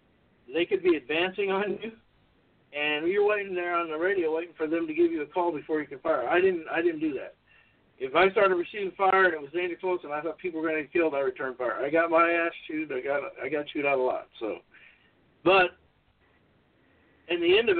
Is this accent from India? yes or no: no; Los Angeles, California, United States; I went to North Hollywood High School. I was born in North Hollywood, California.